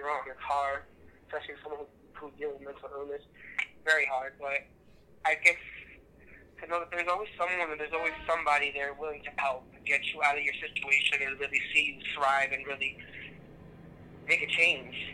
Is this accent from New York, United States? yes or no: yes; New York, United States; now in Connecticut, United States; I'm probably originally from New York, but unfortunately, I live in Connecticut